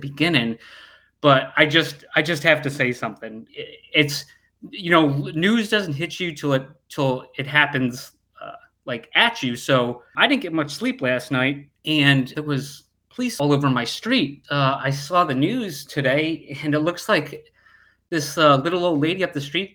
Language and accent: English; United States; I am American